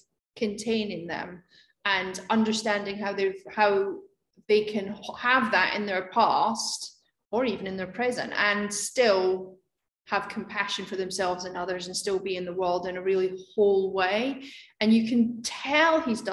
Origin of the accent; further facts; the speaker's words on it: Scotland, United Kingdom; moved away; also born or lived in Edinburgh; my hometown where I grew up